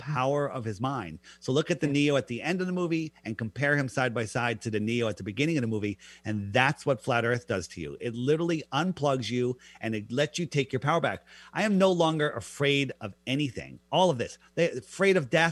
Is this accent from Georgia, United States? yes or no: no; Fairfield County, East Coast, Connecticut, United States; I grew up in the East Coast in Fairfield County